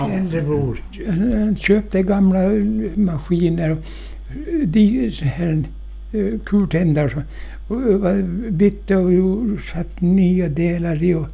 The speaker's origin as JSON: {"language": "Swedish", "region": "Åland", "country": "Finland", "said": "men inga jag är ålänning."}